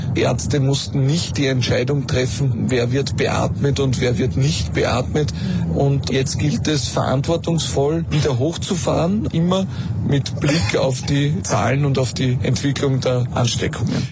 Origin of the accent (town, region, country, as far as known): Austria